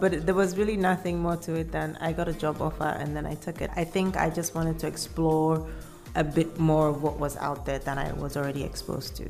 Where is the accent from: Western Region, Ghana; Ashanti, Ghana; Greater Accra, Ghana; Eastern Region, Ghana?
Ashanti, Ghana; Kumasi; also born or lived in Cape Coast, Ghana / Accra, Ghana; I grew up in Ghana. My parents lived in Kumasi.